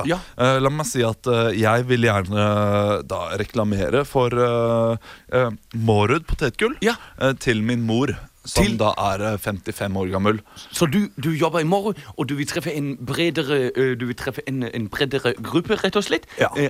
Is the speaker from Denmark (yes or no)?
no; Munich, Bavaria, Germany; akkurat som Hans Hjertere kommer jeg fra Tyskland. fra, fra, München. Det er ingen havneby